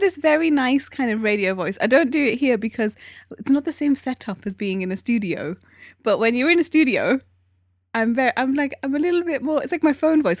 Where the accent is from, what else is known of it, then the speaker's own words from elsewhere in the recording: Newcastle upon Tyne, North East England, United Kingdom; moved away; I come from Newcastle.